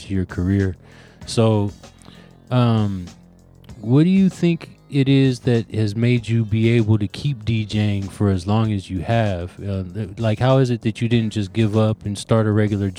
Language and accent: English; Los Angeles, California, United States; I'm from Los Angeles, and they call it the melting pot of America